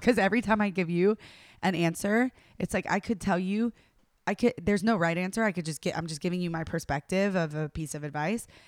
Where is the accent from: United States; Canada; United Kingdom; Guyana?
United States; the South; I'm from the South